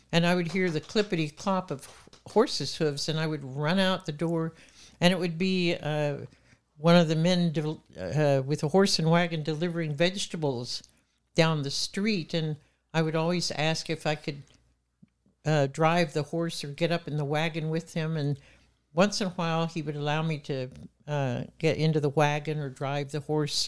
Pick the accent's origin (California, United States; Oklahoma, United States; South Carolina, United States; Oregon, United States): Oklahoma, United States; Muskogee; I was born in Muskogee, Oklahoma, and proud of it